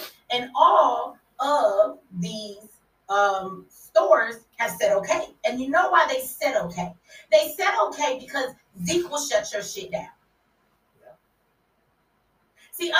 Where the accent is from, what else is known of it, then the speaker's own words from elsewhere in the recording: Detroit, Michigan, United States; Now, first of all, I'm from Detroit.